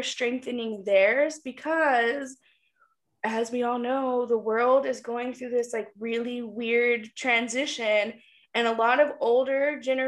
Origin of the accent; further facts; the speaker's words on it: Wyoming, United States; I was born in Wyoming